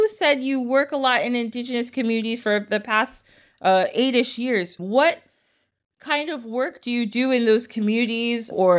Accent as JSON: {"language": "English", "country": "United States", "tie": "born there", "said": "I live here, I was born in the United States"}